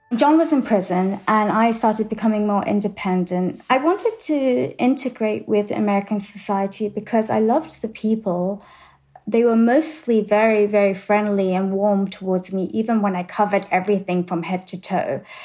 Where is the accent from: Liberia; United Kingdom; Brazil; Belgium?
United Kingdom; England; moved away as an adult; now in Texas, United States; I grew up in England